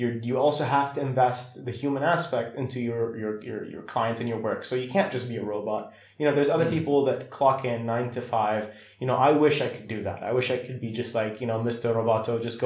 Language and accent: English; Saudi Arabia; When I grew up in Saudi